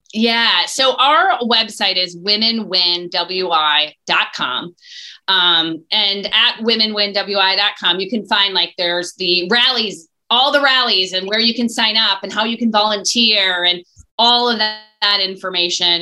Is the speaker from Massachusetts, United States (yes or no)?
no; Eau Claire, Wisconsin, United States; let's do my hometown.